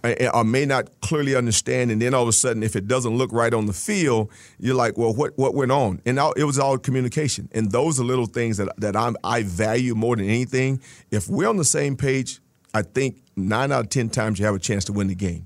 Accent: Texas, United States; moved away; I grew up in Texas

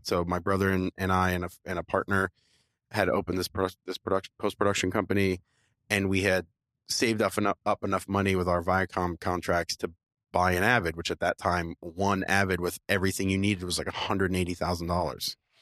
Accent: Florida, United States; I grew up in Florida

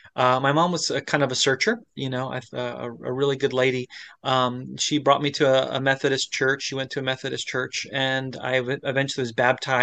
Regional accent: Florida, United States; born there; No. I was born in Florida. You know, evangelical country.

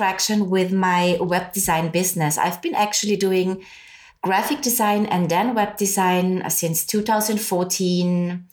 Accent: Austria; moved away; I'm originally from Austria. I speak German.

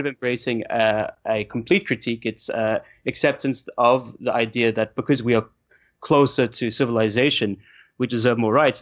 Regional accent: South Africa; I'm from South Africa

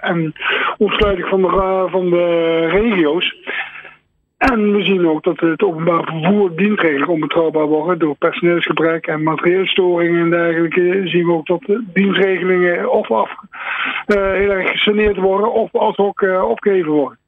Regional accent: Netherlands

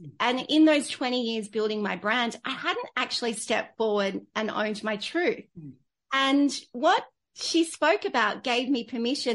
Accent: Australia; also born or lived in London; I came back into Australia

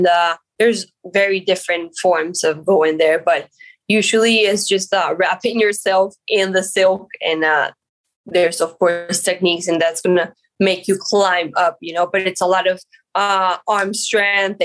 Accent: Colombia; also born or lived in Miami; I was born in Colombia, and I lived in Miami and then went back to Colombia when I was 3-4 years old.

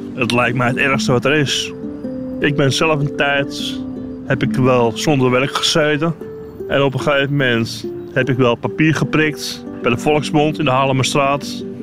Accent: Amsterdam, North Holland, Netherlands; Ik ben echt Amsterdam. Ik ben geboren in de Spamme buurt.

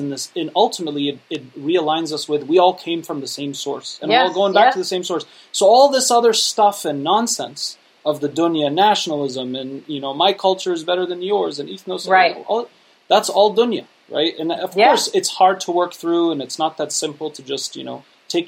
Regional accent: United States; I was born and raised here in the United States, so I grew up with the Muslim community that was run by the immigrant community.

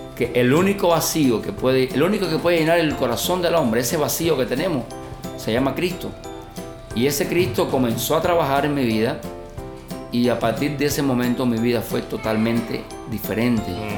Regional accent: Santa Clara, Villa Clara, Cuba; now in Cienfuegos, Cuba; yo soy natural de Santa Clara, es otra localidad aquí en el centro de Cuba, en la parte norte

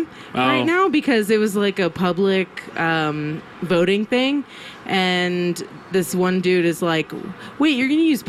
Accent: New York City, New York, United States; moved away as an adult; also born or lived in Santa Fe; I grew up in New York City.

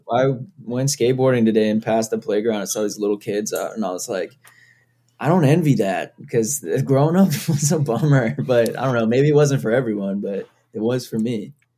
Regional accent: Foxborough, Massachusetts, United States; I grew up in Foxborough, Massachusetts

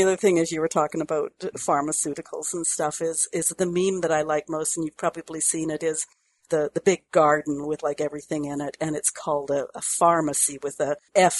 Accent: British Columbia, Canada; I'm actually from British Columbia in Canada, and currently out here on the West Coast

